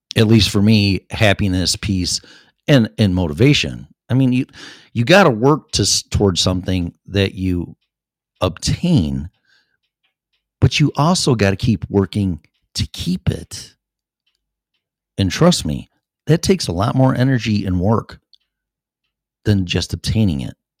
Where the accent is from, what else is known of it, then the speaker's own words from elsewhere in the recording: Streamwood, Illinois, United States; moved away as an adult; now in Colorado, United States; my hometown in Streamwood